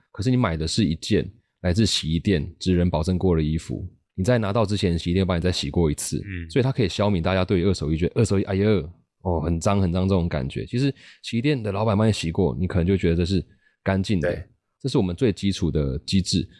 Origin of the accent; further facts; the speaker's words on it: rural Taichung, Taiwan; moved away; also born or lived in Taipei / Beijing; 我就是在台中乡下长大的小孩是，然后是本来在，在台北待了十年嗯，然后前几年跑去北京工作